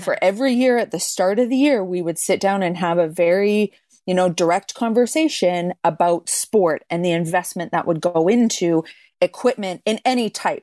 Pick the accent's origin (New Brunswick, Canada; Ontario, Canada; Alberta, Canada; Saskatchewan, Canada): Alberta, Canada; Calgary; I grew up in Calgary